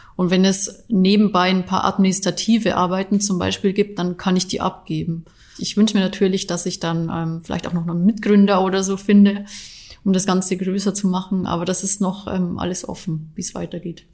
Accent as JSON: {"language": "German", "region": "Bavaria", "country": "Germany", "tie": "born or raised there", "moved": "yes", "lives_now": "Leverkusen, Germany", "said": "Ich bin ja eigentlich äh, gebürtige Bayerin, das heißt, ich komme gar nicht wirklich von hier"}